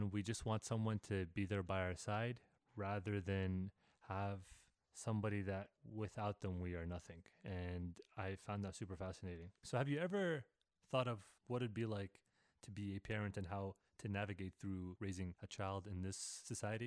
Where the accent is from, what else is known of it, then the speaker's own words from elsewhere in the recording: Canada; I'm from Canada